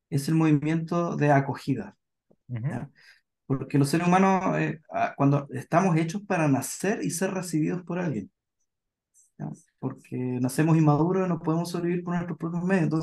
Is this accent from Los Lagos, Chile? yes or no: yes; Puerto Montt, Los Lagos, Chile; yo soy de Puerto Montt, ¿ya? Y ah, en Puerto Montt, de Puerto Montt, sí, ahí crecí.